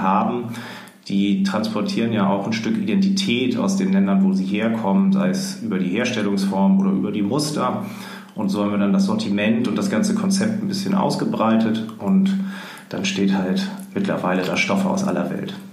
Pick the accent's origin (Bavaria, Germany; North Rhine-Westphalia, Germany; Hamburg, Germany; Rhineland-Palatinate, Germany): Hamburg, Germany; wir sind äh, in Hamburg aufgewachsen oder also ich ähm, in Rissen, Hamburg-Rissen